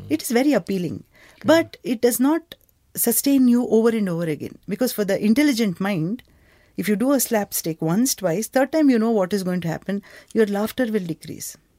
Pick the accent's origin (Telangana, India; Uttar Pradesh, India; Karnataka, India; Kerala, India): Karnataka, India; Bangalore; Growing up in Bangalore